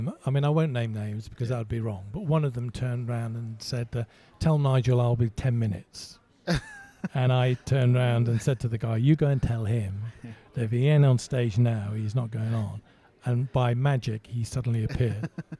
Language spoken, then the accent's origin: English; Malta; born there; moved away; So, but I was born in Malta, and so I qualified by birthright, if you like, to represent them in the Commonwealth Games